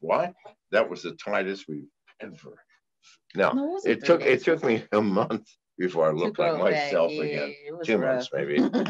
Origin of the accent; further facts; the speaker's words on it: Tennessee, United States; Because listen, I'm from Tennessee. God damn, I never seen anything like this country.